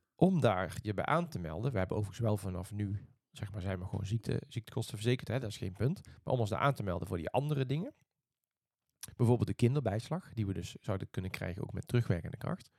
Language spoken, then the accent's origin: Dutch; Netherlands; moved away as an adult; also born or lived in Eindhoven; now in Sweden; we uit Nederland komen